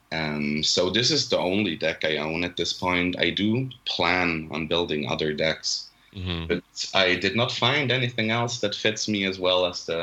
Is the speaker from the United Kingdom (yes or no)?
no; Switzerland; English is a second language; also born or lived in Zurich; I'm from Switzerland. Me and my brother live in Zurich. We study here